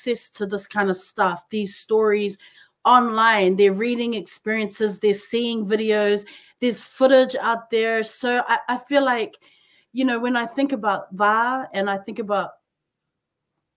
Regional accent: New Zealand; now in Japan; growing up in New Zealand

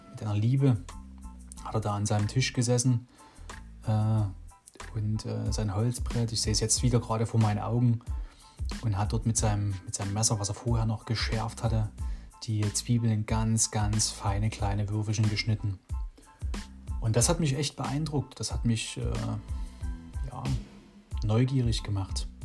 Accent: Dresden, Saxony, Germany; also born or lived in Radebeul; meine Mutsch, mich in Radebeul zur Welt bringen. Genau. Ja, oh, dann sind wir natürlich viel, oder wir sind in Dresden halt aufgewachsen, ne, in der Dresdner Neustadt.

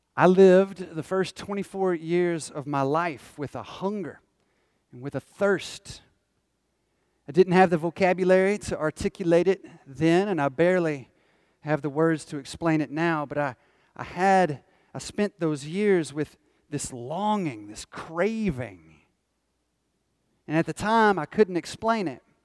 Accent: Northwest Georgia, United States; I grew up in Northwest Georgia

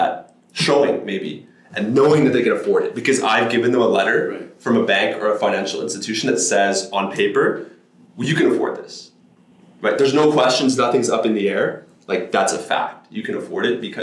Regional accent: Calgary, Alberta, Canada; I grew up in Mackenzie Lake.

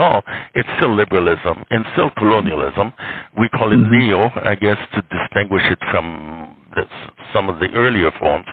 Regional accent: Haiti

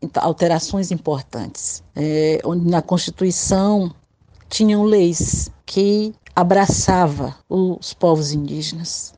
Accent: Acaraú, Ceará, Brazil; now in Raposa, Brazil; Nasci no Ceará, na cidade de Acaraú

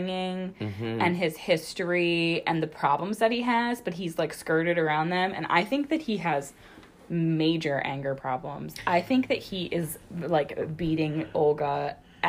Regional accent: Pennsylvania, United States; we're from Pennsylvania

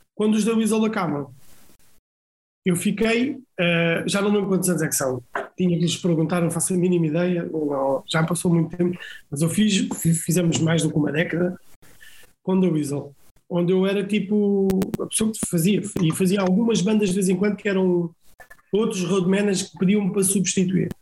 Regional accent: Almada, Lisbon, Portugal; born or raised there; also born or lived in Cape Verde

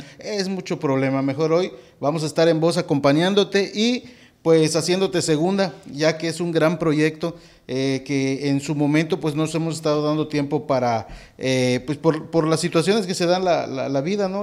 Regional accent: Mérida, Yucatán, Mexico; yo soy de Mérida

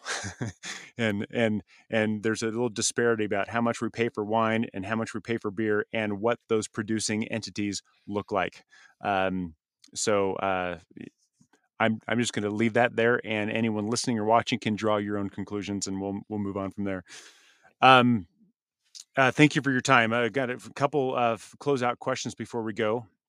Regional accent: Southern California, United States; I grew up in the Southern California beach

